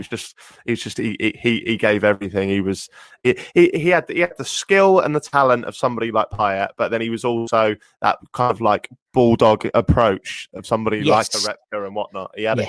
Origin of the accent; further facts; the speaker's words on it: Norwich, East of England, United Kingdom; I'm from Norwich, lived here my whole life.